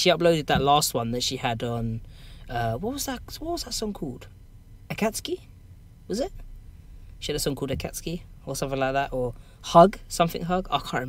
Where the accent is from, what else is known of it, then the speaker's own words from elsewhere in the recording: London, United Kingdom; accent: Cockney; I am Cockney. That's the problem. I pretty much am. That plus South London.